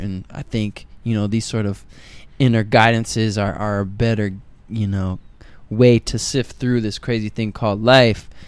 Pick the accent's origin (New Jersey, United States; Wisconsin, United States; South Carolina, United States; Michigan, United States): Michigan, United States; Detroit; moved away; also born or lived in New York City; I'm from Detroit